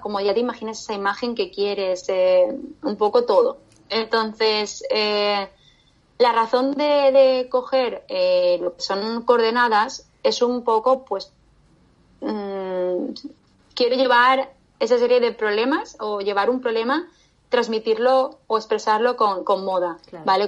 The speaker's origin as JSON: {"language": "Spanish", "town": "Valencia", "region": "Valencian Community", "country": "Spain", "also_born_or_lived": "Medellín, Colombia", "moved": "yes", "lives_now": "Barcelona, Spain", "said": "vine a Valencia, ¿vale? Eh, a, mi tierra"}